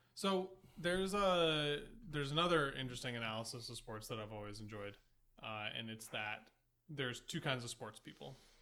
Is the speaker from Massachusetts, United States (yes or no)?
yes; Boston, Massachusetts, United States; I am from Boston